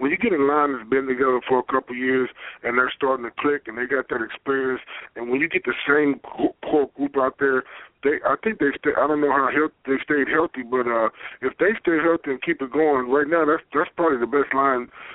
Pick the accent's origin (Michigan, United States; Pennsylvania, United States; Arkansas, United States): Arkansas, United States; Pine Bluff; I'm from Pine Bluff. We 870